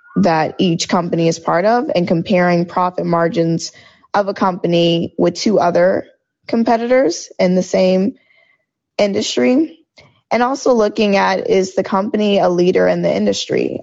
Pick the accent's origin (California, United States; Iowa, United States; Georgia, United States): Georgia, United States; moved away as an adult; also born or lived in New York; I am originally from Georgia